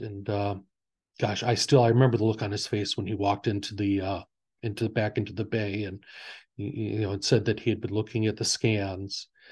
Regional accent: near Hebron, Northwest Indiana, United States; I, I grew up, uh, in this area

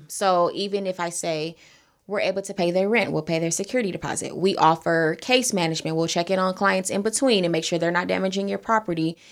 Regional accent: Los Angeles, California, United States; I'm born and raised in South L A, I am a Crenshaw district baby

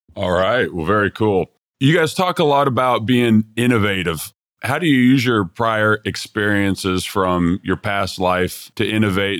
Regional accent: Texas, United States; Texas Custom Build of the Year in 2017, which is my home state as well

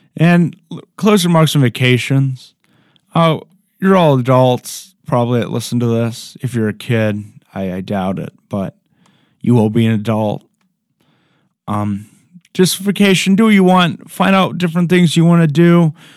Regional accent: Ohio, United States; I'm from Ohio

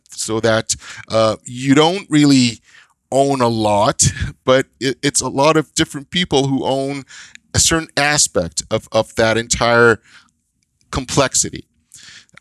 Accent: Israel; moved away as an adult; now in North America; I grew up in Israel. And in Israel, when I started grade one, we had a class. And that same class stayed until grade eight.

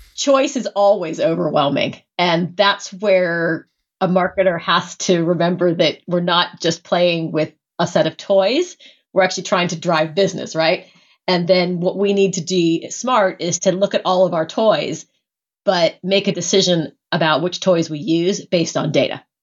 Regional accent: United States; an American who grew up with all

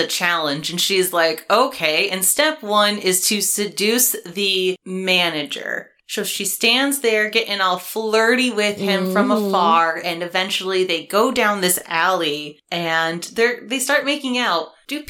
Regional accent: Michigan, United States; I'm from Michigan.

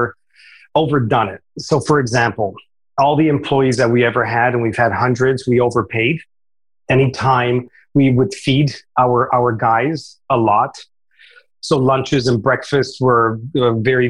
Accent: Romania; now in United States; I was brought up in Romania, came to America

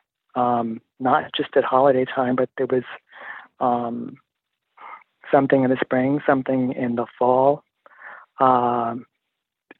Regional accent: East Orange, New Jersey, United States; also born or lived in Newark, New Jersey; I was born in Newark, New Jersey, believe it or not. And raised in East Orange

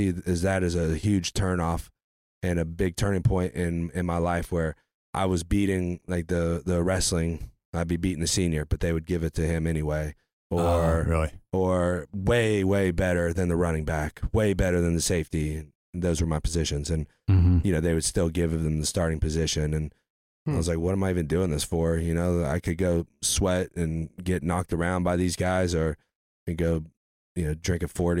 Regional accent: Bowersville, Ohio, United States; born there; No, I was born in Bowersville, Ohio.

